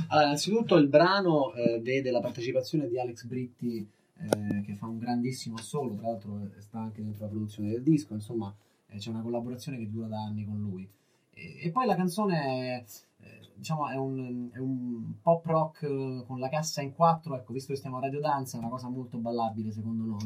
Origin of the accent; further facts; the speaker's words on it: Rome, Lazio, Italy; Noi veniamo da Roma